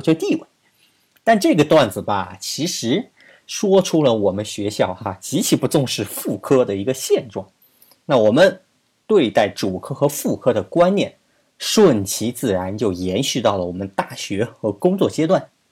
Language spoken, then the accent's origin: Chinese; China; 我们中国人